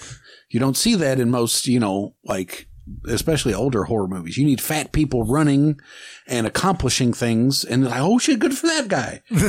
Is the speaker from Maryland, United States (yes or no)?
no; Kentucky, United States; also born or lived in Dallas, Texas; I lived in Dallas for a year and people, where are you from? You know, I'm like, Kentucky.